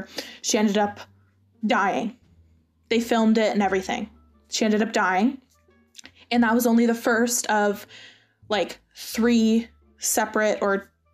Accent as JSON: {"language": "English", "town": "Burlington", "region": "Ontario", "country": "Canada", "tie": "born or raised there", "said": "my hometown in Burlington. Our hometown in Burlington."}